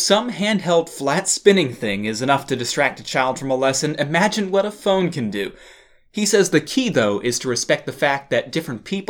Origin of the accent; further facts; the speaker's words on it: Massachusetts, United States; my home state of Massachusetts